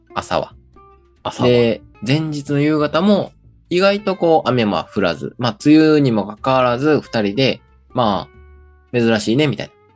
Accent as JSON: {"language": "Japanese", "region": "Kochi", "country": "Japan", "tie": "born or raised there", "said": "高知の時は高知出身やからね、俺ら"}